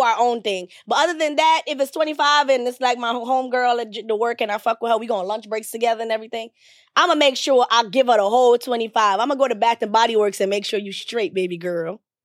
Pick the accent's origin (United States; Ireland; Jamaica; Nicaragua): Jamaica; moved away; I grew up in Jamaica, so Christmas is, growing up in Jamaica, Christmas is not so much about gifts.